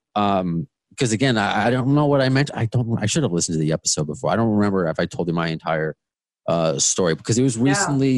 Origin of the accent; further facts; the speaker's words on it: Long Island, New York, United States; accent: Long Island; moved away as an adult; now in Queens, United States; I moved to to Queens from Long Island in September. I don't know if you can hear it. Long Island is my accent.